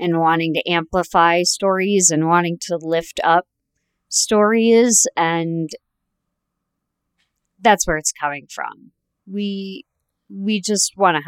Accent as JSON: {"language": "English", "region": "Ohio", "country": "United States", "tie": "born or raised there", "moved": "yes", "lives_now": "Chicago, United States", "said": "I grew up in Ohio"}